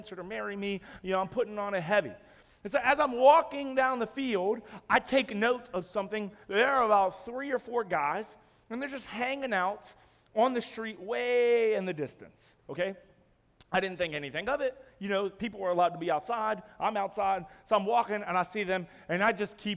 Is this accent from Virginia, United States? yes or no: yes; Roanoke, Virginia, United States; moved away as an adult; now in Jacksonville, United States; my wife and I, we're from Roanoke, Virginia, and we just moved to Jacksonville this Monday